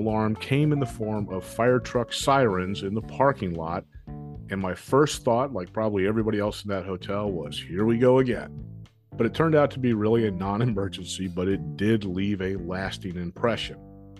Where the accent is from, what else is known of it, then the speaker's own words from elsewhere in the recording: Dallas, Texas, United States; born there; I was born in Dallas and have lived there twice, but I don't recall really spending much time in Fort Worth.